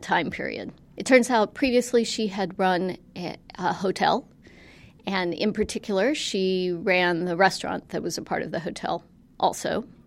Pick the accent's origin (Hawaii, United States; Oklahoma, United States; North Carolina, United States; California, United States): North Carolina, United States; Western; I grew up in Western North Carolina